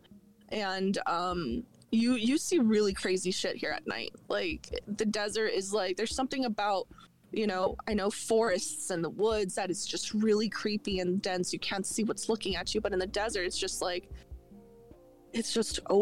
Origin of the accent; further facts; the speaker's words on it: Southwest, United States; growing up in the Southwest